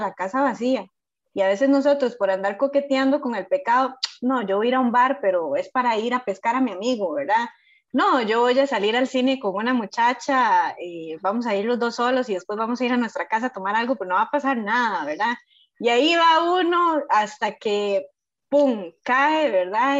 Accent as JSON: {"language": "Spanish", "country": "Costa Rica", "said": "soy de Costa Rica"}